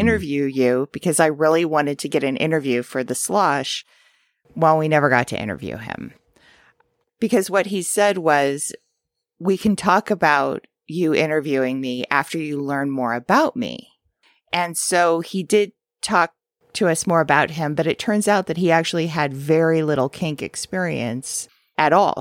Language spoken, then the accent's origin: English; Santa Monica, California, United States; moved away; my hometown of Santa Monica